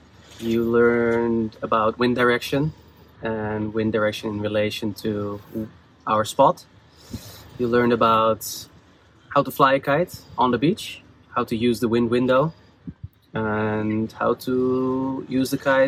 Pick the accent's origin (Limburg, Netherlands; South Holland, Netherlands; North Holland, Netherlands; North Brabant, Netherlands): North Holland, Netherlands; Amsterdam; Amsterdam, Netherlands.